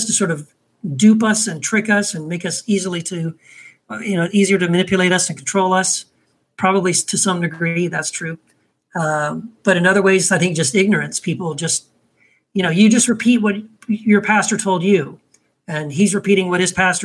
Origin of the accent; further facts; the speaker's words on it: Texas, United States; I was raised in Texas